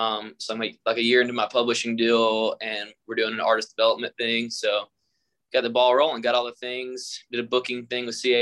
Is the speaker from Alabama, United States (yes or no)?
yes; Muscle Shoals, Alabama, United States; I grew up around Muscle Shoals.